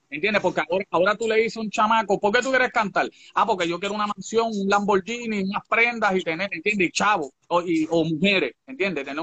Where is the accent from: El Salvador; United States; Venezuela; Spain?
United States; Holland, Massachusetts; born there; moved away; also born or lived in Puerto Rico; Yo nací en Holland, Massachusetts. Oh, Massachusetts, ok. Eh, okay. Es de, Boston. Entonces, pues llego allá a Puerto Rico